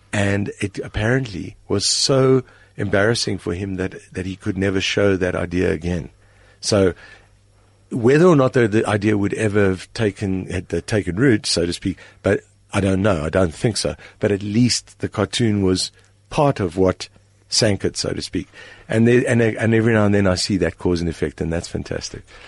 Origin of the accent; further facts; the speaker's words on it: South Africa; my primary identity is as a South African.